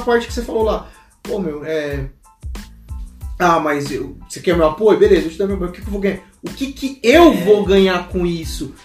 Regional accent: Brazil; A gente nasceu no Brasil, a gente é brasileiro

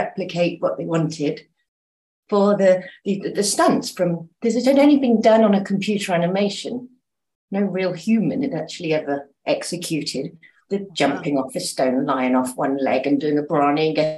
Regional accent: Dorset, South West England, United Kingdom; moved away as an adult; also born or lived in London; now in Mallorca, Spain; I moved here from England, born in Dorset, but I moved to London as soon as I could get away.

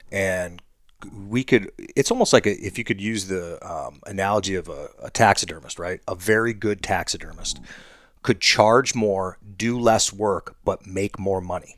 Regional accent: Ohio, United States; my home state

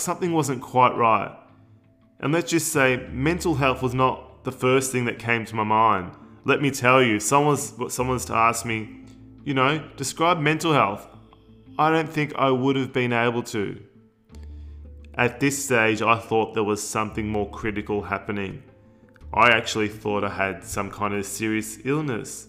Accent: Melbourne, Victoria, Australia; I was born in Australia. Born and bred in Melbourne.

